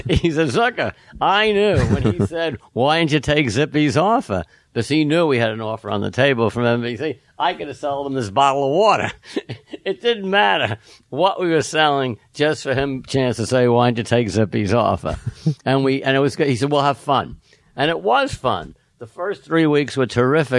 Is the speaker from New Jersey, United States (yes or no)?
no; New York City, New York, United States; I grew up in New York City, Manhattan, which was the 50s.